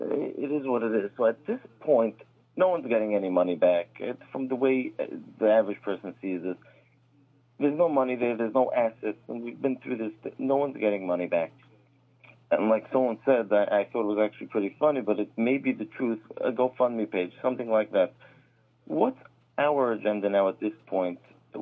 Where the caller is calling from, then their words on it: New Jersey, United States; from New Jersey.